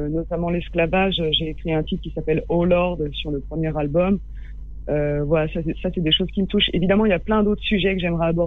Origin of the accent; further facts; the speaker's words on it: Baghdad, Baghdad Governorate, Iraq; ah, J'ai grandi à Bagdad.